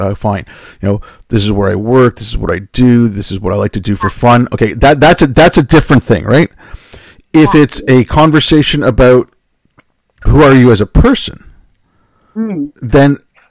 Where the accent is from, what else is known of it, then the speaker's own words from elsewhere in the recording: Montreal, Quebec, Canada; growing up in Montreal, yes, that has, you know, me being called a Paki, you know, now and then when I was a kid, yes, that does inform my worldview.